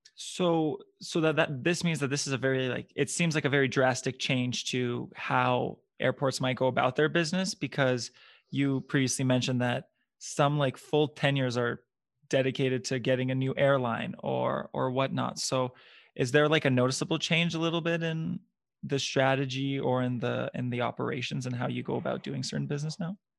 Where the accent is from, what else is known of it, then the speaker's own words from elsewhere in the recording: Ottawa, Ontario, Canada; now in Edmonton, Canada; I'm from Ottawa originally